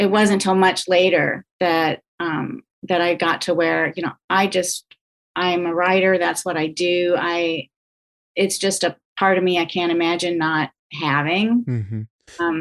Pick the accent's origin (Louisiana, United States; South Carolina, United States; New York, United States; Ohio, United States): Louisiana, United States; Baton Rouge; also born or lived in Canada; now in Columbia, United States; No, I came here to go to journalism school. Um, I grew up in Baton Rouge. At least that's that's what I say. I um, I was born in Canada